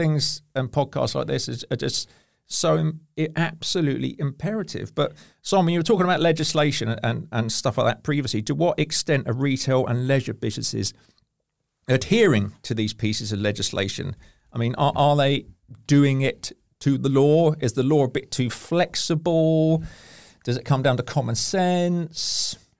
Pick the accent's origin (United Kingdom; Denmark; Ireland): United Kingdom; Hampshire, South East England; I'm from Hampshire. I've been called a bumpkin.